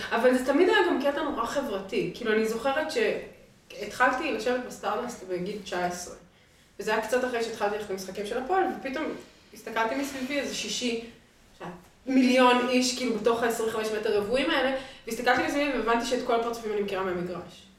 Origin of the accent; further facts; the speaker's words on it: Jerusalem, Jerusalem District, Israel; moved away as an adult; now in Tel Aviv, Israel; בתור ירושלמית שהיום גרה בתל אביב